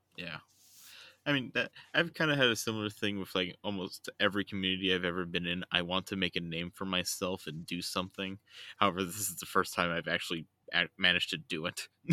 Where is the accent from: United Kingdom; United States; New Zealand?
United States; I was raised in America